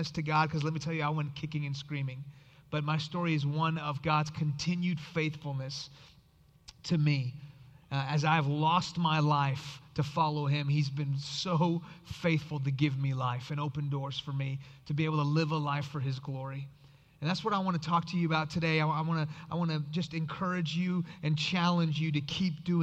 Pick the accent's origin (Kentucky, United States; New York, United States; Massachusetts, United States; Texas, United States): Texas, United States; Houston; English is a second language; also born or lived in Iran; I grew up in Houston, Texas